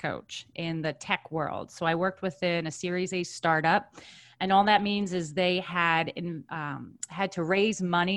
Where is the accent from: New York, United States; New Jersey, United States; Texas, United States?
New York, United States; Long Island; born and raised on Long Island